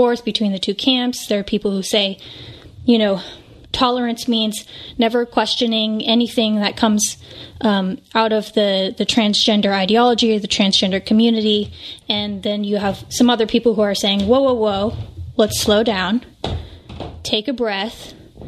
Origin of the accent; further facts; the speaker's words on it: West Coast, United States; a mother and cultural commentator born and raised on the West Coast.